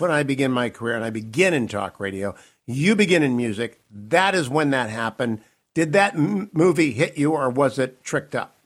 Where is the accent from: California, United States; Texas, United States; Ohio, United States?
Ohio, United States; Warren; moved away as an adult; growing up in Warren, Ohio